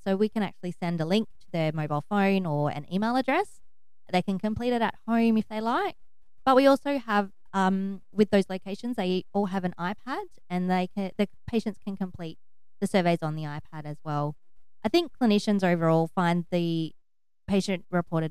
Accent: Broken Hill, New South Wales, Australia; So I was born and bred in Broken Hill

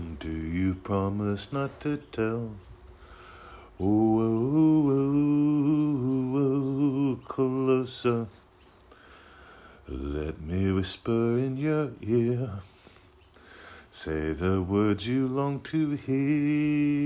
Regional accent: Scottdale, Pennsylvania, United States; my hometown, Scottsdale, Pennsylvania

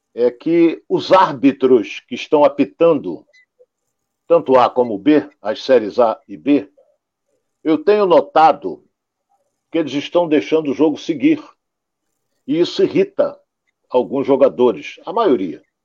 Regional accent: Rio de Janeiro, Brazil; nós que somos do Rio de Janeiro, jornalistas do Rio de Janeiro

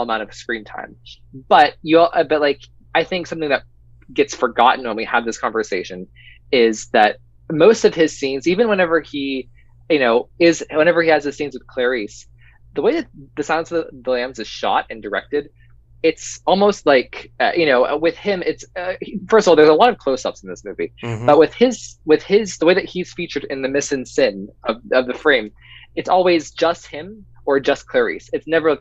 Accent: Pennsylvania, United States; we're both from Pennsylvania

